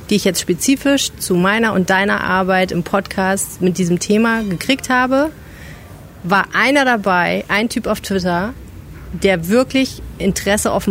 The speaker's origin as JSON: {"language": "German", "town": "Düsseldorf", "region": "North Rhine-Westphalia", "country": "Germany", "said": "weil man nämlich einfach mal als Düsseldorfer auch drumrum guckt"}